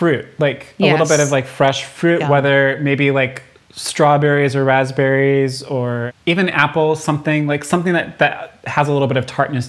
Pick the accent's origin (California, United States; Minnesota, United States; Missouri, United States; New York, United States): Minnesota, United States; I am a native Minnesotan, right? I am proud of my home state.